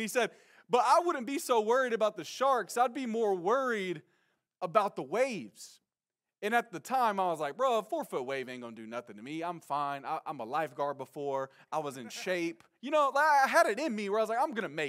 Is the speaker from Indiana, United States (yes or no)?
no; Nacogdoches, Texas, United States; moved away; also born or lived in San Francisco; I'm from Texas. I'm from Nacogdoches, Texas, to be specific.